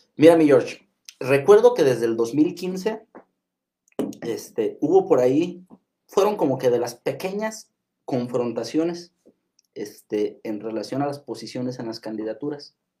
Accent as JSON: {"language": "Spanish", "town": "Ciudad Hidalgo", "region": "Michoacán", "country": "Mexico", "said": "soy de Ciudad Hidalgo"}